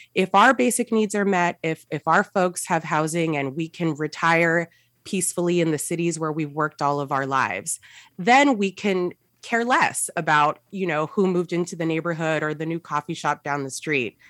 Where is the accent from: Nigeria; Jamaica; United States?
United States; San Gabriel Valley, California; I grew up in the San Gabriel Valley